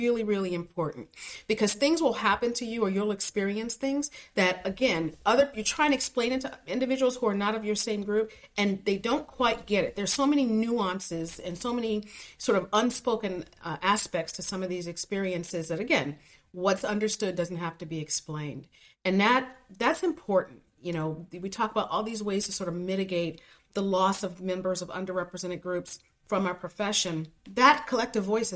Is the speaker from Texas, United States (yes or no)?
no; Cleveland, Ohio, United States; being a little African-American girl growing up in Cleveland